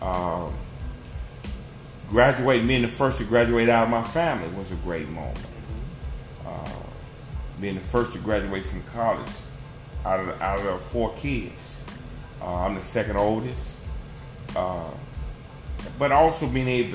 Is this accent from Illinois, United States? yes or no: yes; Chicago, Illinois, United States; also born or lived in Kansas City; growing up in the Brainerd Park area at that time was really It was a considered like a middle class area